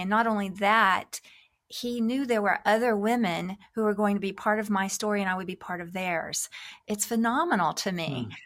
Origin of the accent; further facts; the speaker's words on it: United States; moved away as an adult; God was leading us back to my home country